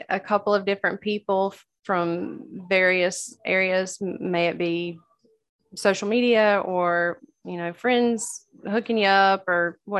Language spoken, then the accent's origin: English; Georgia, United States; I'm from Georgia.